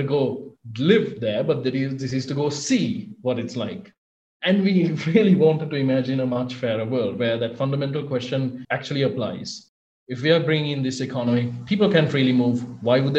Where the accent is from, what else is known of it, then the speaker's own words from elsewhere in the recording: Sri Lanka; I'm from Sri Lanka